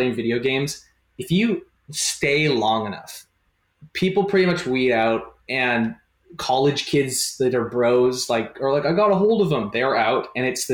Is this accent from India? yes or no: no; Canada; I'm a Canadian